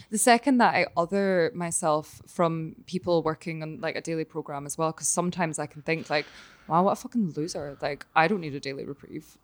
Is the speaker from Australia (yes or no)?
no; Glasgow, Scotland, United Kingdom; moved away; also born or lived in Connecticut / New York; still in, in Glasgow and my hometown